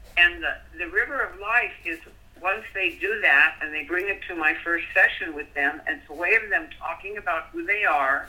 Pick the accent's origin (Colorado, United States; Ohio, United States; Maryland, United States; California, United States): Colorado, United States; I grew up in Colorado